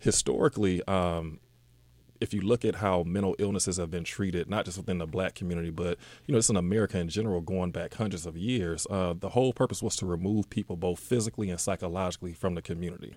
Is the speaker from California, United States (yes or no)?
no; Decatur, Georgia, United States; also born or lived in Atlanta / Stone Mountain; grew up in Decatur